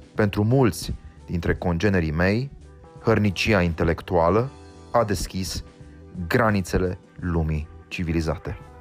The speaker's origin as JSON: {"language": "Romanian", "country": "Romania", "said": "poziția mea de român"}